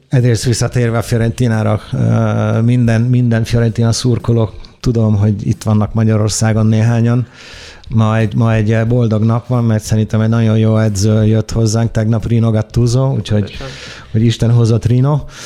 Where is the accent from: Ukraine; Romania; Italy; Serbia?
Italy; Hungarian is a second language; moved away as an adult; also born or lived in London; now in Budapest, Hungary; Olaszországban nőttem fel, ott születtem